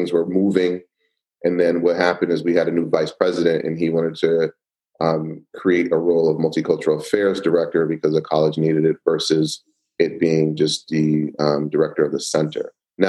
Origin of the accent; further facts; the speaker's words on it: Queens, New York, United States; born there; also born or lived in Miami; I was born in Queens, New York. Moved to, you know, Florida, lived in Little Haiti for a little while in Miami, Florida.